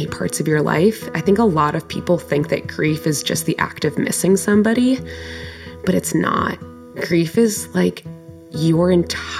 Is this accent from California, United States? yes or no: no; Concord, Massachusetts, United States; my hometown of Concord, Massachusetts